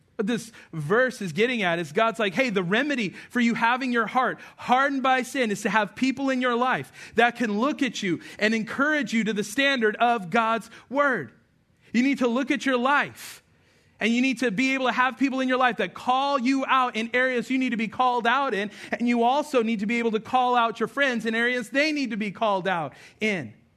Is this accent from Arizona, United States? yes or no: no; Albuquerque, New Mexico, United States; I remember growing up in Albuquerque, New Mexico